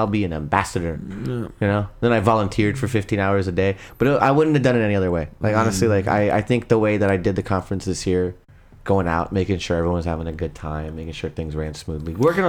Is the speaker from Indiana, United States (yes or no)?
no; Irvine, California, United States; it was at UCI, and I'm like, it's in my hometown.